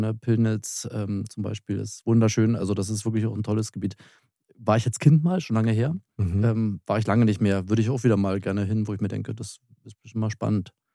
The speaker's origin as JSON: {"language": "German", "area": "Spreewald", "region": "Brandenburg", "country": "Germany", "tie": "born or raised there", "said": "da komme ich her, das ist meine Heimat, das ist für mich kein Urlaub."}